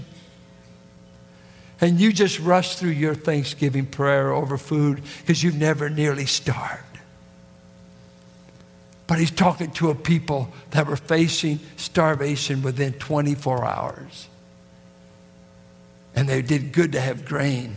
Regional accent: Richmond, California, United States; people that I grew up with in Richmond, that was in the projects and in the war effort

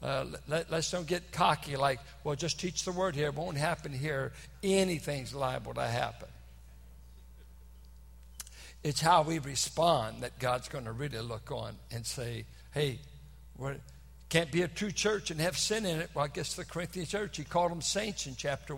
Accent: San Francisco Bay Area, California, United States; I'm from the San Francisco Bay Area

